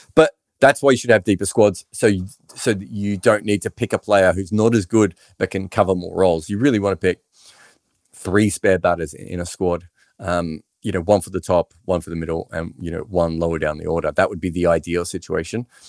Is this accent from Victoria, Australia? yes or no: yes; Melbourne, Victoria, Australia; first language English; I'm from Melbourne.